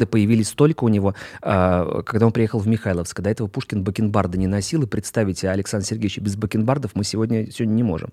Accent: Kaluga Oblast, Russia; я сам из Калужской области родом

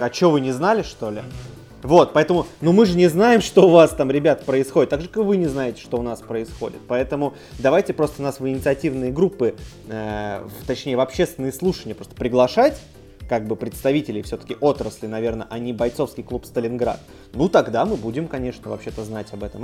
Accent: Saint Petersburg, Russia; мы питерцы

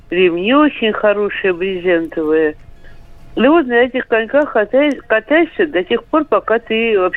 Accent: Moscow, Russia; Я родилась и выросла на Ямском поле. У нас рядом был стадион юных пионеров.

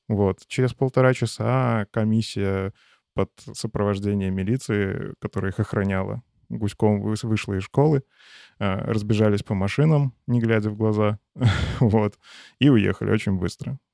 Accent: Chashniki, Vitebsk Region, Belarus; now in Minsk, Belarus; Я сейчас живу в Минске, но по факту прописан там у себя на родине малый город Чашники

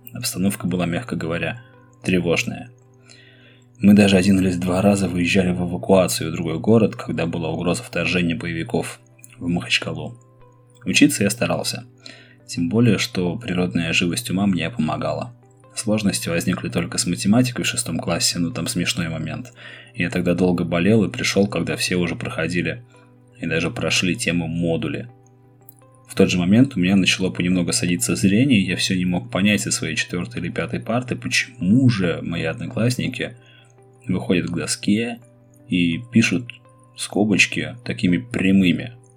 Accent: Saint Petersburg, Russia; Мой родной город – Ленинград, а страна – СССР

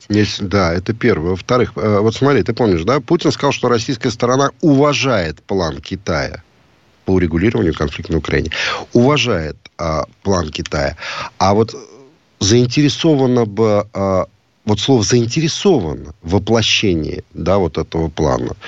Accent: Riga, Latvia; мы приезжали, когда из Риги на соревнования в Таллин

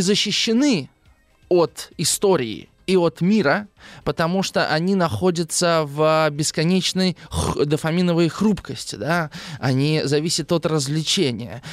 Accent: Russia; я, конечно, играл в Дэнди в детстве здесь, в России

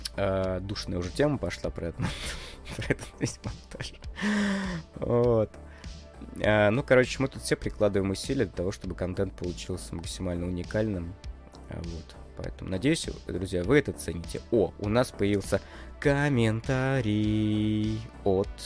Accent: Russia; я из России

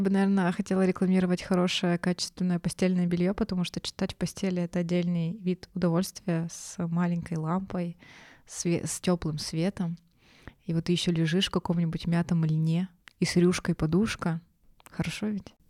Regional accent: Yekaterinburg, Sverdlovsk Oblast, Russia; мы из Екатеринбурга

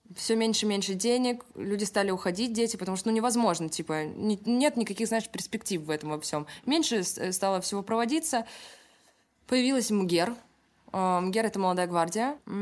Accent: Kingisepp, Leningrad Oblast, Russia; born or raised there; also born or lived in Saint Petersburg; now in Moscow, Russia

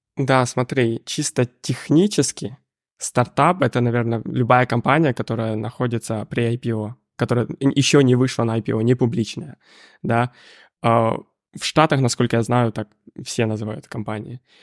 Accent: Ukraine; moved away as an adult; я сам с Украины

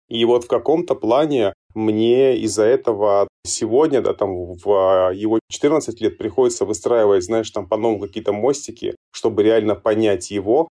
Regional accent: Georgia; moved away; я сам родился и вырос в Грузии

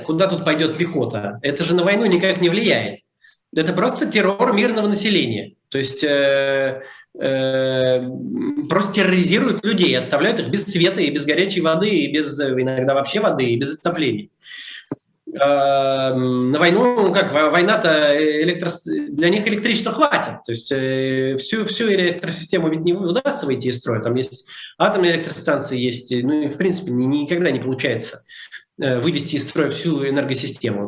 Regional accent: Moscow, Russia; moved away; я всегда говорю, что я из Москвы

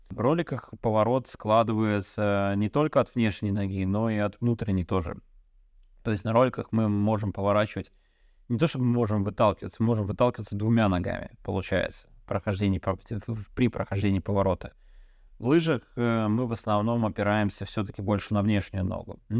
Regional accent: Belarus; Я как белорус просто спрашиваю.

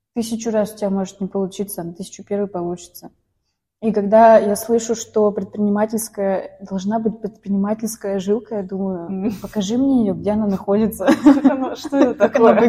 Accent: Izhevsk, Udmurtia, Russia; moved away; я из Ижевска родом.

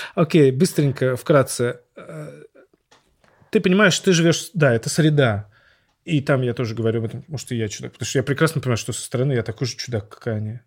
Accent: Saint Petersburg, Russia; я странный парень из Петербурга

